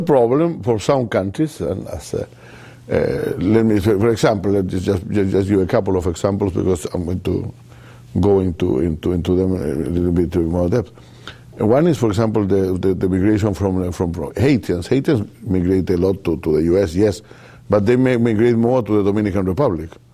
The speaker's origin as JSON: {"language": "English", "country": "Chile", "said": "I'm from Chile"}